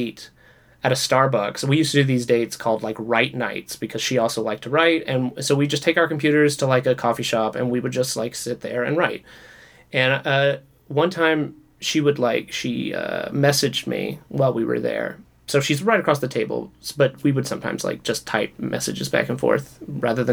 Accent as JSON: {"language": "English", "region": "the South", "country": "United States", "tie": "born or raised there", "moved": "yes", "lives_now": "Los Angeles, United States", "said": "growing up in the South"}